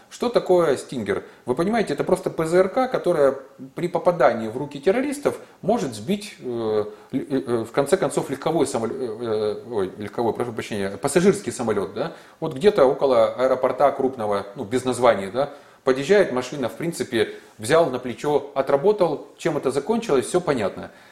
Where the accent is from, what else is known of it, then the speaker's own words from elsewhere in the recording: Zaporizhzhia, Zaporizhzhia Oblast, Ukraine; моего родного города